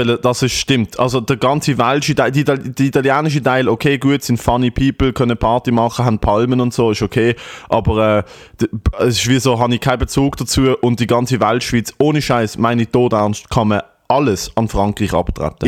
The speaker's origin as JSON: {"language": "German", "country": "Switzerland", "said": "dass ich von da bin"}